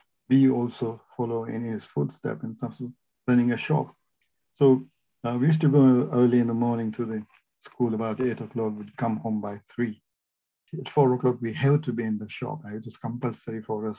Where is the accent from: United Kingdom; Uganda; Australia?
Uganda; Masindi, Western Region; also born or lived in Butiaba; I was born in Masindi because there was no hospitals there.